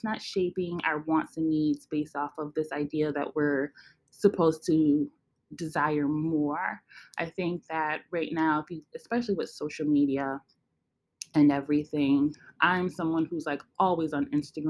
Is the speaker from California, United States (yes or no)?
no; Western New York, United States; moved away as an adult; now in upstate New York, United States; I grew up in Western New York. Right now I live in upstate New York.